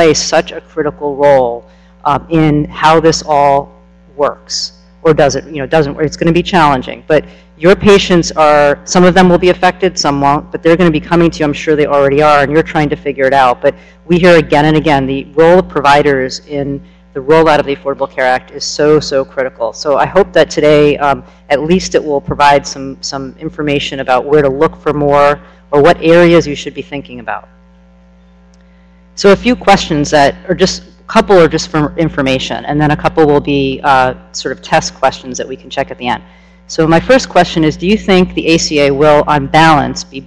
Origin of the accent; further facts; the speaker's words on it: New York, United States; now in Washington, D.C., United States; I'm also a New Yorker who lives in DC